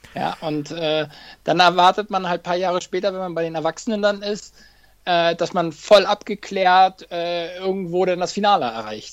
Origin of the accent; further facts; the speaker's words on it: Hamburg, Germany; Hamburg will ich natürlich auch nochmal laufen, äh, meine Heimatstadt.